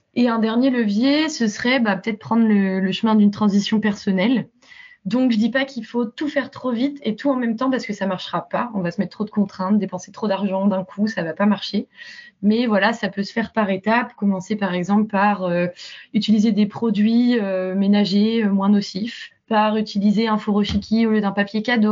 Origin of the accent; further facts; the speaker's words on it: Rennes, Brittany, France; moved away as an adult; also born or lived in Toulouse / London / Belgium / Latin America; je suis partie de Rennes vers 18 ans